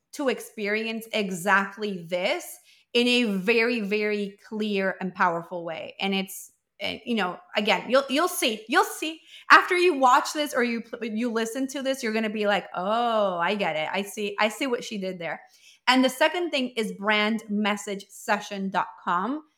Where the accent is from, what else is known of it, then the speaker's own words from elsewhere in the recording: Venezuela; also born or lived in Colombia; we're from Venezuela, but we were in Colombia